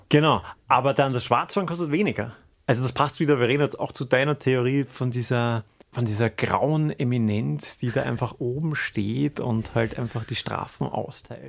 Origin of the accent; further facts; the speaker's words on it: Vienna, Austria; als Wiener